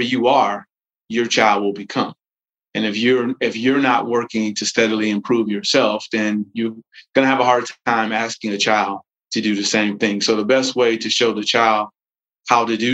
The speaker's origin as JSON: {"language": "English", "town": "Gary", "region": "Indiana", "country": "United States", "said": "I'm originally from Gary, Indiana"}